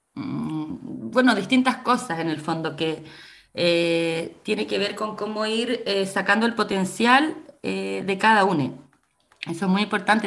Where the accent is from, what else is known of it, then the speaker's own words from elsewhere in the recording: Coquimbo, Chile; also born or lived in San Antonio; somos de acá, somos de Coquimbo